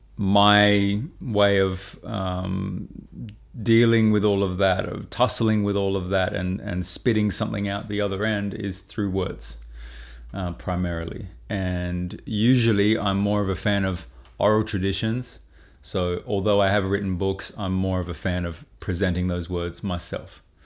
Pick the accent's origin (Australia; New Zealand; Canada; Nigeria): Australia; Brisbane, Queensland; I grew up in Brisbane